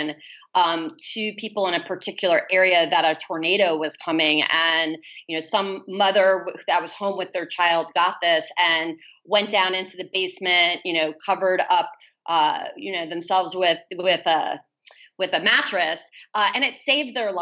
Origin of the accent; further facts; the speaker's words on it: Miami, Florida, United States; my hometown in Miami